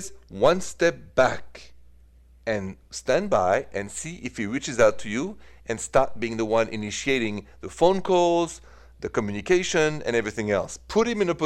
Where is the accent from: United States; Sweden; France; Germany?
France; accent: French; my accent is French.